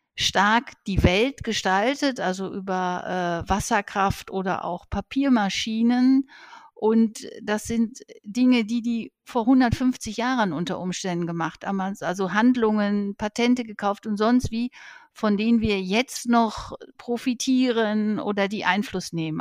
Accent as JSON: {"language": "German", "town": "Herdecke", "region": "North Rhine-Westphalia", "country": "Germany", "tie": "born or raised there", "said": "Ich bin am Gemeinschaftskrankenhaus Herdecke aufgewachsen"}